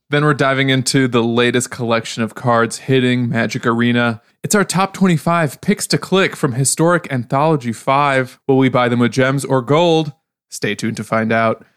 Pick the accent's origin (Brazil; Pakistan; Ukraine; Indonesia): Ukraine; Odesa, Odesa Oblast; now in Chicago, United States; I'm from Odessa, Ukraine.